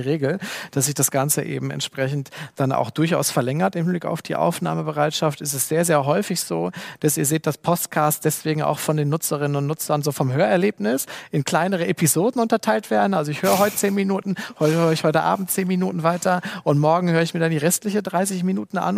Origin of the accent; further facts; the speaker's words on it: Germany; bei uns in Deutschland